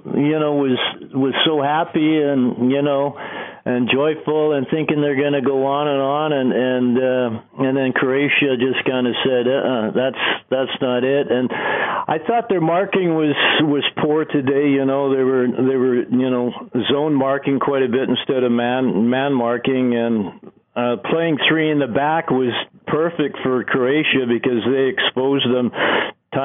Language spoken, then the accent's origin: English; Canada; I was so proud being a Canadian